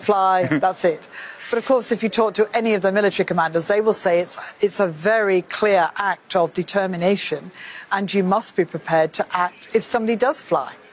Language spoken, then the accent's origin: English; United Kingdom; I say this as a Brit